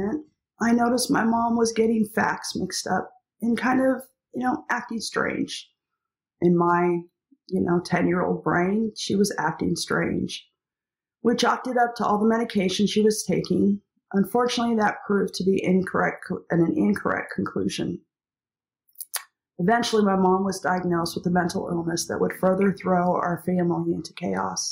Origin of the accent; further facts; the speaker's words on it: Eastern Washington, United States; Growing up in Eastern Washington in the midst of many grape vineyards